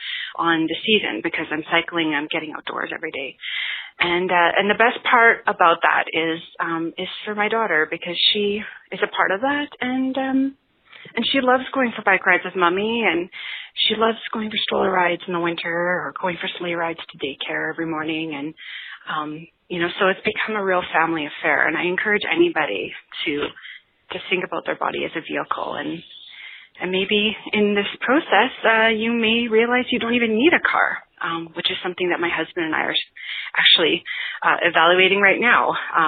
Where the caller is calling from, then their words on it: Edmonton, Alberta, Canada; I'm from Edmonton, Alberta, Canada.